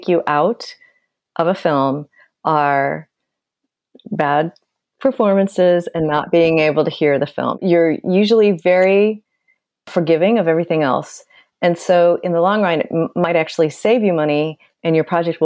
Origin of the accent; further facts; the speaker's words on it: Nebraska, United States; moved away; also born or lived in Kansas; I am from Nebraska and I went to the University of Kansas.